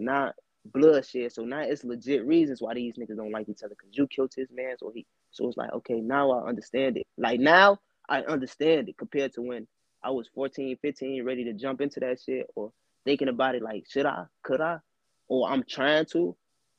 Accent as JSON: {"language": "English", "town": "East Chicago", "region": "Indiana", "country": "United States", "tie": "born or raised there", "said": "I'm from EC, so it's only, like, two neighborhoods that really beef with each other, and that's Harbor and West"}